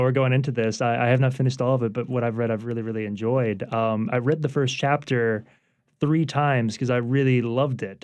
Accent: Baton Rouge, Louisiana, United States; now in New Orleans, United States; I grew up in Baton Rouge

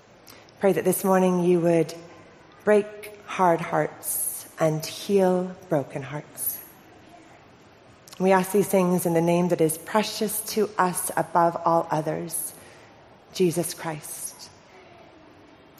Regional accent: Orange County, California, United States; moved away as an adult; I'm originally from Orange County, California. Moved here 4 years ago.

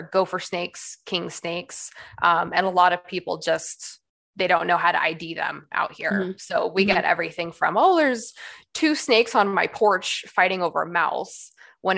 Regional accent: Bay Area, California, United States; moved away as an adult; now in Arizona, United States; I'm actually from California. Okay. Bay Area, all around there, whole life until I was 18

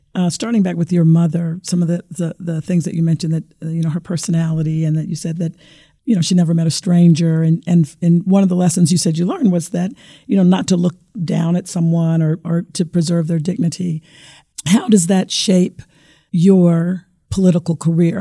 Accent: Arkansas, United States; moved away; I was born and raised in Arkansas

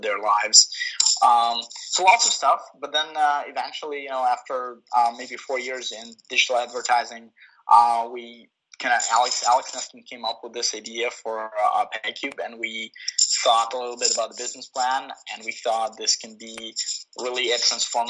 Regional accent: Kyiv, Ukraine; moved away as an adult; now in San Francisco, United States; I was born and raised in Kyiv.

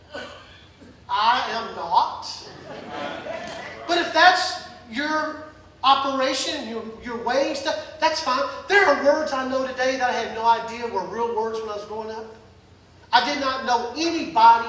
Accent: the South, United States; soul food growing up in the South

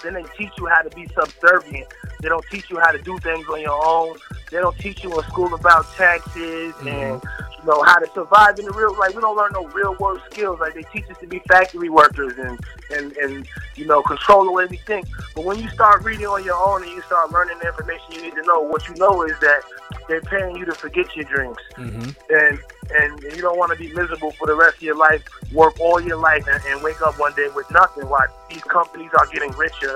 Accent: New York, United States; also born or lived in Harlem, New York / Albany, New York; now in Dallas, United States; I'm a New Yorker, of course. I was, you know, born in Harlem, raised between Albany and Harlem, and now I'm out here in Dallas

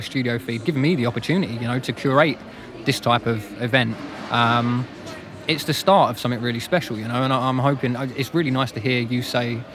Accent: London, United Kingdom; being a Londoner myself

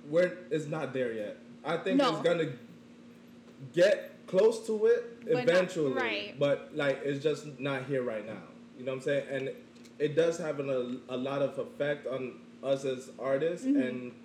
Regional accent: South Florida, United States; also born or lived in Jamaica; growing up in South Florida

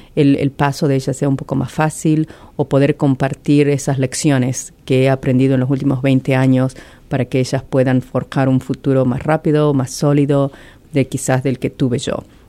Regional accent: Argentina; moved away as an adult; also born or lived in Venice, Italy; now in Columbus, United States; soy originariamente de Argentina y llevo acá casi 20 años.

